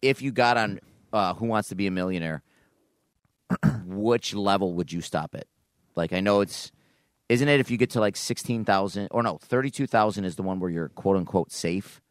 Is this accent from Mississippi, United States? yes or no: no; Niagara Falls, New York, United States; I grew up in Niagara Falls.